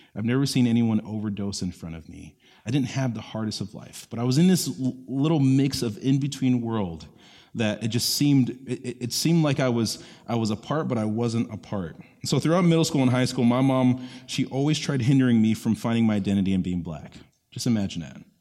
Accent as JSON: {"language": "English", "town": "Orlando", "region": "Florida", "country": "United States", "tie": "born or raised there", "said": "I grew up in East Orlando"}